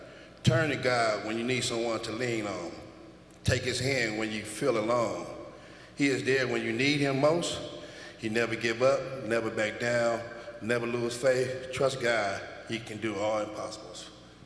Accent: Las Vegas, Nevada, United States; I'm from Las Vegas, Nevada.

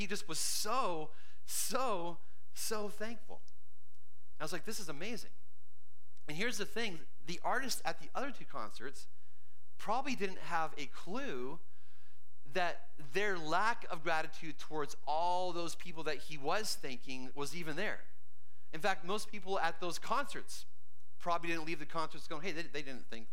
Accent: Canada; moved away as an adult; now in United States; And between age 3 and 35, I grew up in Canada

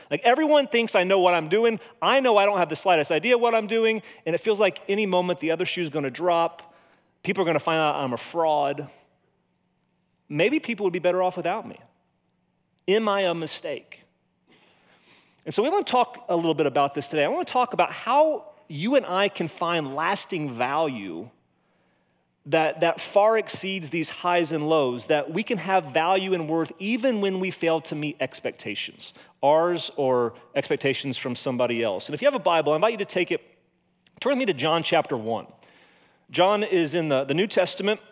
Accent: Monrovia, Indiana, United States; moved away; I grew up in Monrovia, went to Cascade High School

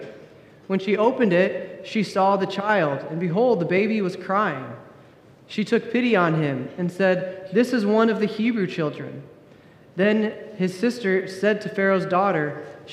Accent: Indiana, United States; also born or lived in California; My wife and I, we're both from Indiana. We're both born and raised here, native Hoosiers.

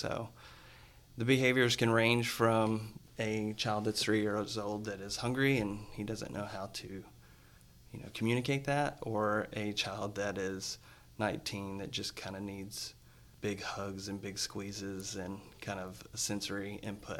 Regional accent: West Tennessee, United States; moved away as an adult; now in Nashville, United States; I'm from West Tennessee. Moved to Nashville 15 years ago to come to Lipscomb

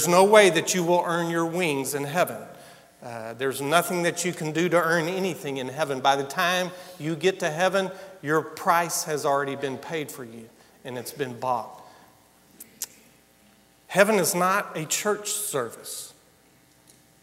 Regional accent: United States

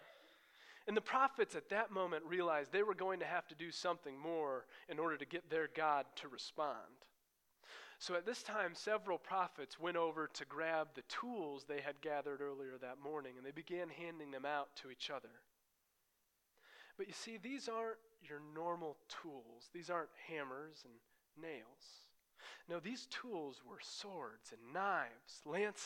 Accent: Iowa, United States; moved away; where I grew up in Iowa, that's where I come from.

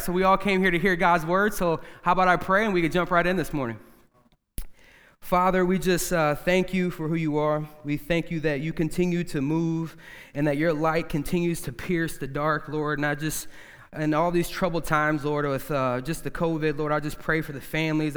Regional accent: United States; we're all from the Quad City area.

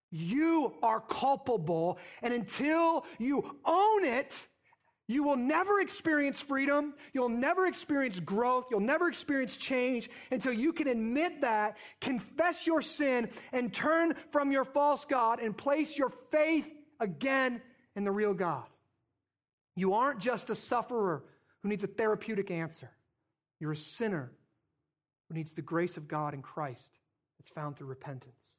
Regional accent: North Scott, Iowa, United States; I grew up in North Scott

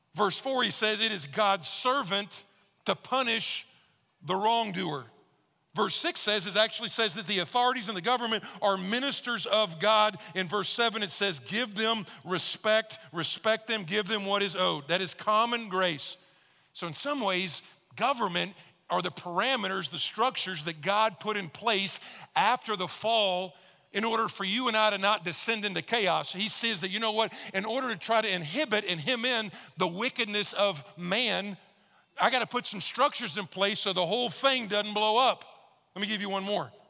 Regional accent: Texas, United States; I'm from Texas

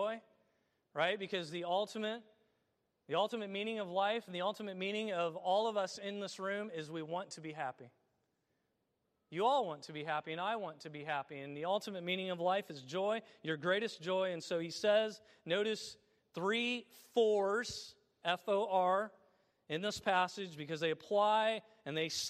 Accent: Illinois, United States; my home state of Illinois

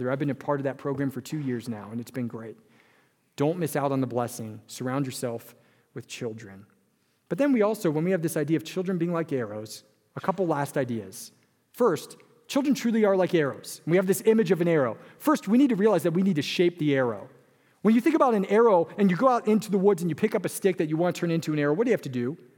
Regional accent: California, United States; moved away; I came from California, where a family of four was usually a couple and a dog and a child, right? But I moved to Wisconsin

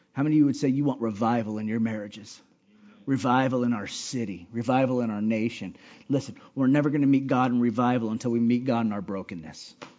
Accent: Hawaii, United States; I'm from Hawaii

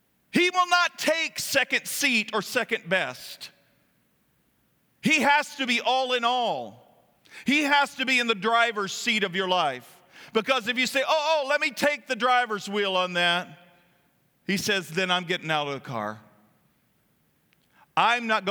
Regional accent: Kentucky, United States; moved away; when I drive down there, it's like going back home

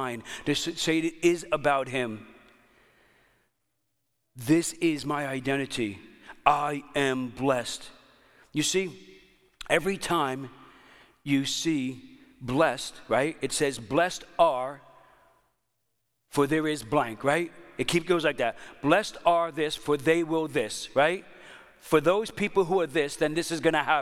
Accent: New York City, New York, United States; I grew up in New York City. It's a crazy kind of, when I grew up in there in Italian Bensonhurst

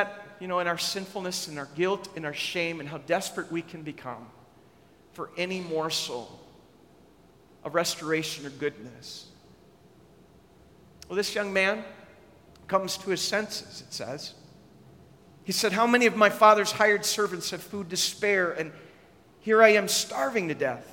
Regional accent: Minnesota, United States; I grew up in Minnesota

